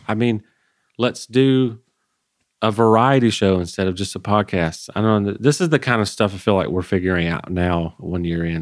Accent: Georgia, United States; I grew up in Georgia

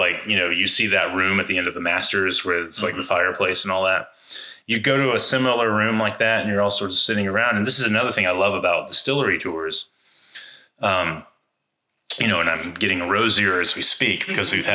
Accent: Atlanta, Georgia, United States; I'm from Atlanta

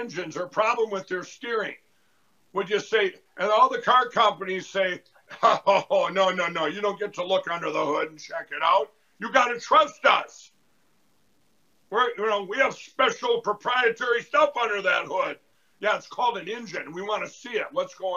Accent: Minnesota, United States; my home state of Minnesota

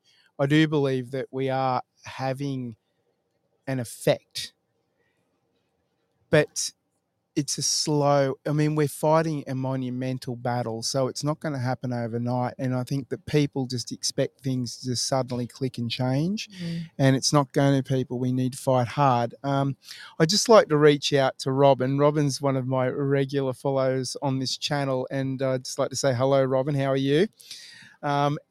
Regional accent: East Coast, Australia; moved away as an adult; now in Western Australia, Australia; I'm from the East Coast

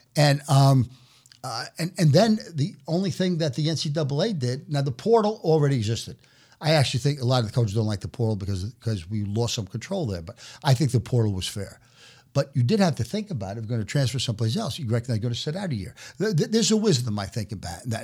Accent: New York City, New York, United States; moved away as an adult; also born or lived in Omaha; now in New York City, United States; I was born and raised in New York City

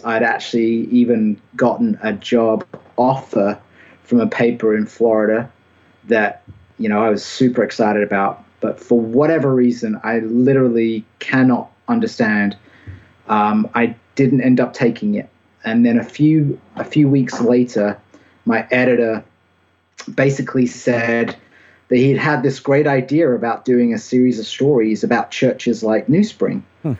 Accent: United Kingdom; accent: British; now in Anderson, United States; I think maybe my accent isn't quite as distinctively British as it used to be.

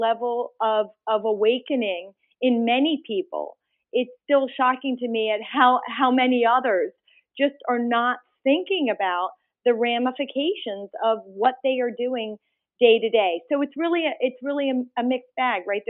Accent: outside of Philadelphia, Pennsylvania, United States; also born or lived in India; Just a little bit outside of Philadelphia, actually in the Delaware River watershed

